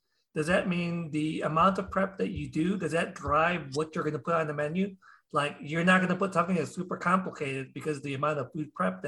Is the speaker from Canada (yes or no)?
no; Philippines; us Filipinos